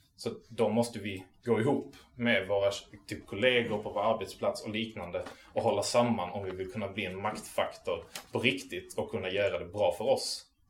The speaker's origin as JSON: {"language": "Swedish", "town": "Malmö", "region": "Skåne", "country": "Sweden", "tie": "born or raised there", "also_born_or_lived": "Arlöv", "said": "jag är från Malmö. Jag är uppväxt i eh, Arlöv och Rosengård"}